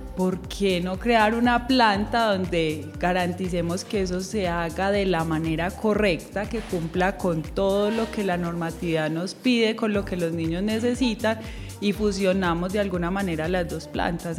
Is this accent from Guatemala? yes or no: no; Medellín, Antioquia, Colombia; also born or lived in Valle del Cauca; yo vivo aquí en San Antonio de Prado, siempre he sido de San Antonio de Prado